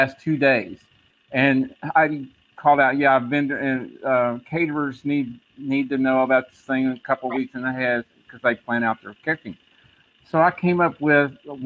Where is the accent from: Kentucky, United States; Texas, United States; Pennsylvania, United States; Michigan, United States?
Texas, United States; West; accent: Texas; I grew up in West Texas where the horse traders were there